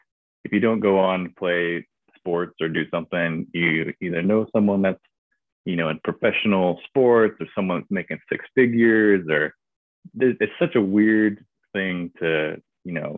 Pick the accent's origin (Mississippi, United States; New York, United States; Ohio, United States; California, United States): California, United States; Redding; moved away as an adult; also born or lived in Missouri; I grew up in Redding in Northern California